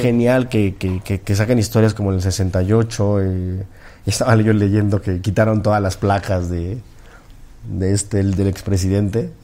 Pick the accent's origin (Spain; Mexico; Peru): Mexico